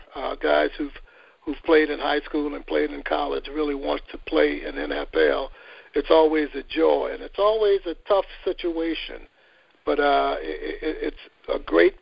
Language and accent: English; Gulfport, Mississippi, United States; Grew up in Gulfport, Mississippi